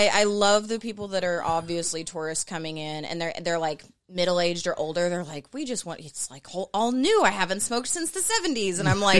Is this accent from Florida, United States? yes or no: yes; Florida, United States; also born or lived in Portland, Oregon; now in Las Vegas, United States; I'm from Florida. I lived in Portland for 2 years. Now I'm in Vegas.